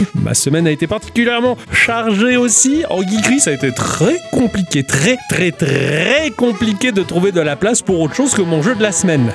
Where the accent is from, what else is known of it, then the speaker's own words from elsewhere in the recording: Ch'ti, Hauts-de-France, France; je suis ch'ti